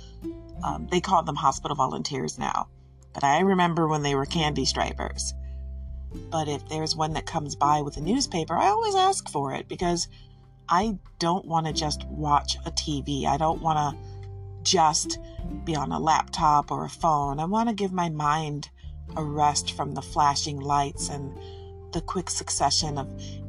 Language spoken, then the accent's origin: English; Detroit, Michigan, United States; I'm from Detroit, so I have a soft spot for her